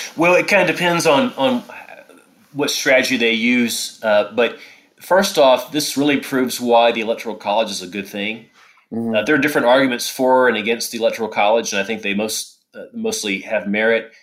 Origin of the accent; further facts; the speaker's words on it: Paducah, Kentucky, United States; I grew up in uh, McCracken County.